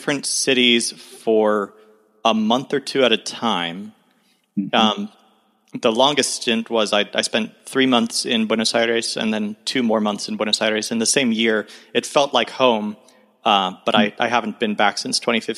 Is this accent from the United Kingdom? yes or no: no; Tulsa, Oklahoma, United States; I'm in Tulsa, Oklahoma, kind of hunkering down as I have been for the last year in my hometown